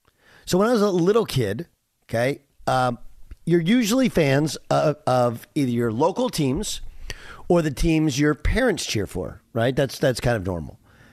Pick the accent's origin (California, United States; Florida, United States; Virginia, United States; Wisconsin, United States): Wisconsin, United States; born there; I always liked the Packers. I was born in Wisconsin, and I'd been to a Packers game at County Stadium back when they used to play two games a year in Milwaukee.